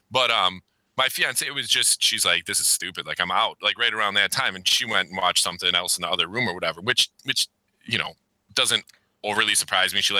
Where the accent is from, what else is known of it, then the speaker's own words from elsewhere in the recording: Wisconsin, United States; I grew up in Wisconsin